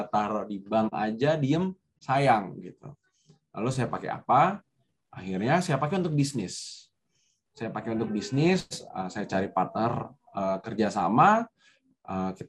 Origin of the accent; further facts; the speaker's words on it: Depok, West Java, Indonesia; also born or lived in Jagakarsa / Bogor / Yogyakarta; Saya itu bukan orang Jakarta, saya tidak punya network di Jakarta. saya saya saya itu sekolah selalu berpindah-pindah Eh, tinggal di Depok, sekolah SD di Depok, SMP-nya pindah ke Jagakarsa, SMA-nya pindah di Bogor, kuliahnya pindah di Jogja